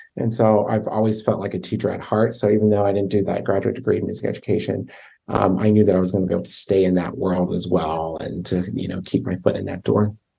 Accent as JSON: {"language": "English", "town": "Baltimore", "region": "Maryland", "country": "United States", "tie": "born or raised there", "said": "I grew up in Baltimore"}